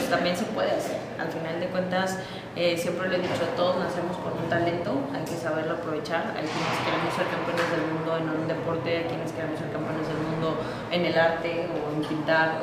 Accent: San Luis Potosí, Mexico; now in Monterrey, Mexico; yo soy originaria de San Luis Potosí

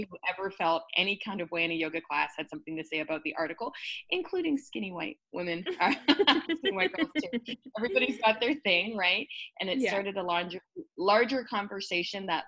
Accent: Burlington, Ontario, Canada; I'm Canadian, born and raised in a smaller town. It used to be like a dirt road when I was growing up, but it's the thriving metropolis now at Burlington

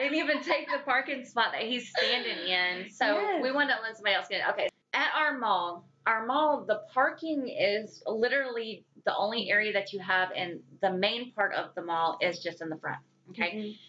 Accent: the South, United States; accent: Southern twang; So we're from the South, and the throwdown goes extremely deep when it comes to hereditary cooking.

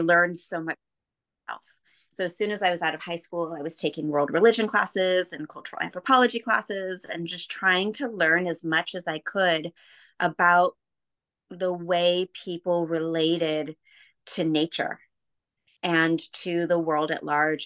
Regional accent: Bay Area, California, United States; I grew up in the Bay Area, just south of San Francisco on the peninsula

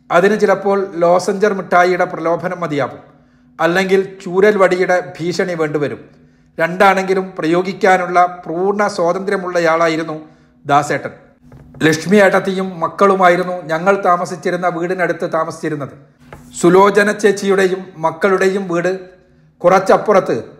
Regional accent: Parappanangadi, Kerala, India; also born or lived in Theyyalingal, Nannambra, Tirur taluk; തിരൂർ താലൂക്കിലായിരുന്ന നന്നമ്പ്ര പഞ്ചായത്തിലെ തെയ്യാലിങ്ങലാണ് ഞാൻ ജനിച്ചതെങ്കിലും വളർന്നതും പഠിച്ചതുമെല്ലാം പരപ്പനങ്ങാടിയിലാണ്

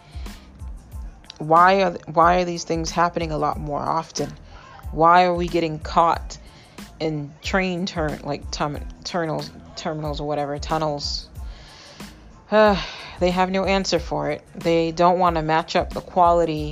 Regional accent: New England, United States; I'm from New England.

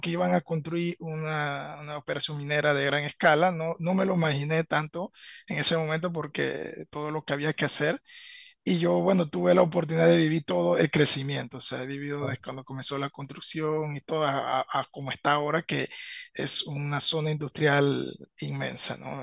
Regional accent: Veraguas, Panama; moved away as an adult; also born or lived in Panama City; yo soy eh, de Veragua. Me, me, crié mi niñez y mi adolescencia en zona de Veragua

